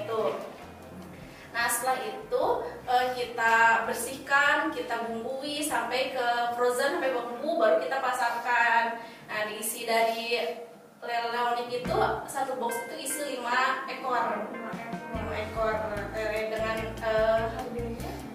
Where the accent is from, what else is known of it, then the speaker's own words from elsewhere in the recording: Bandung, West Java, Indonesia; aku asal dari Bandung aku asli banget Bojong Soang